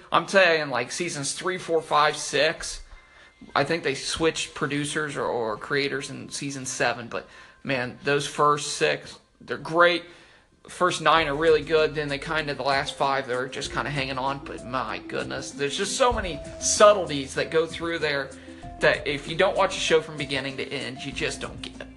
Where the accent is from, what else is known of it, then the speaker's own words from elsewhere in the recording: Indiana, United States; we're from Indiana